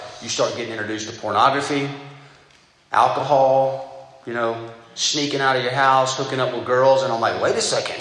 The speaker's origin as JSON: {"language": "English", "region": "Southeast Georgia", "country": "United States", "tie": "born or raised there", "said": "I grew up in Southeast Georgia, a very godly family"}